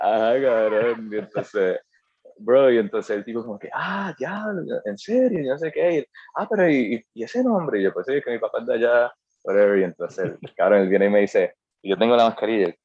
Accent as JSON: {"language": "Spanish", "country": "Puerto Rico", "tie": "born or raised there", "said": "Aunque yo había nacido aquí, o sea, para mí yo como que no, yo soy puertorriqueño"}